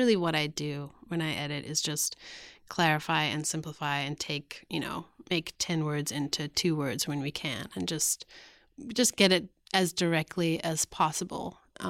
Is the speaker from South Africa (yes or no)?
yes; South Africa; I'm actually writing a book about growing up in South Africa.